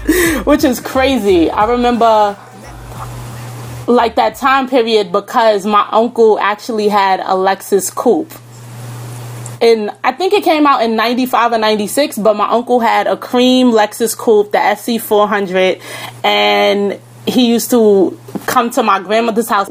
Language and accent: English; New York City, New York, United States; I am from Southside, Jamaica, Queens.